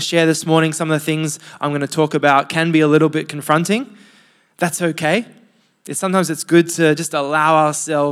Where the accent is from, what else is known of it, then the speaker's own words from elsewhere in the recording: Sydney, New South Wales, Australia; I am from Sydney.